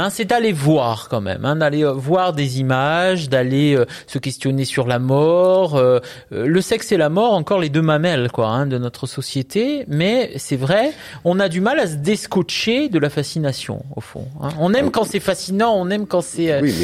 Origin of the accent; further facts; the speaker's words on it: Corsica, France; je suis corse